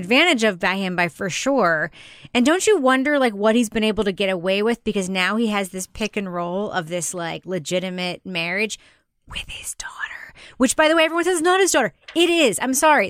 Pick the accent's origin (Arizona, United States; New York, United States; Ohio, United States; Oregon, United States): New York, United States; I grew up in New York.